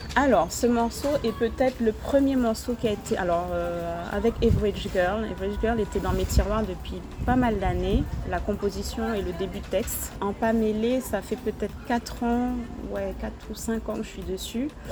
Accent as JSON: {"language": "French", "country": "Guadeloupe", "said": "en tant que femme, en tant que Guadeloupéenne"}